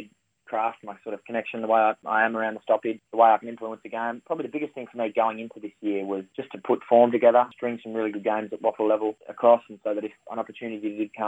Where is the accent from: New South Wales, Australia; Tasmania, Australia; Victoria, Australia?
Victoria, Australia; moved away; I'm from Victoria